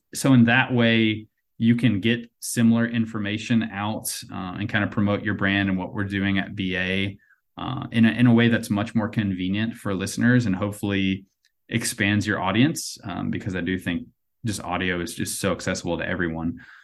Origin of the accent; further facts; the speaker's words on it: North Carolina, United States; I grew up in North Carolina